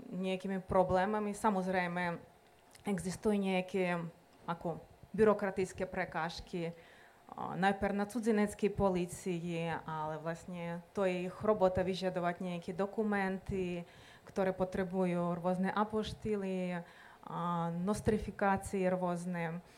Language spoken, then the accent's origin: Slovak; Western Ukraine, Ukraine; Slovak is a second language; moved away as an adult; now in Slovakia; A ja pochádzam vlastne zo západnej Ukrajiny. Presťahovala som sa vlastne na východ. Kultúra, etnicky sme veľmi blízki.